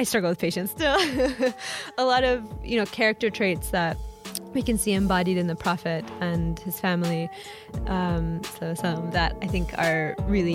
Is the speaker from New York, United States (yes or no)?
no; Oklahoma, United States; moved away as an adult; also born or lived in Chicago; I was born and raised in Oklahoma.